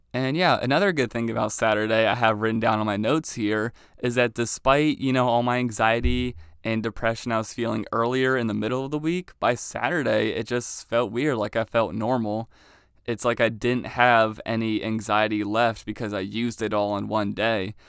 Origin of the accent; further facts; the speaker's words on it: Maryland, United States; moved away as an adult; now in Youngstown, United States; I'm from Maryland